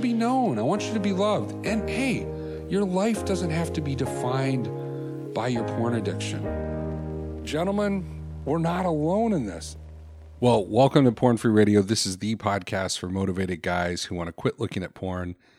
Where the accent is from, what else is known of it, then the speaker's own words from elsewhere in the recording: Florida, United States; moved away; also born or lived in Chicago; I grew up in Florida before I moved to Chicago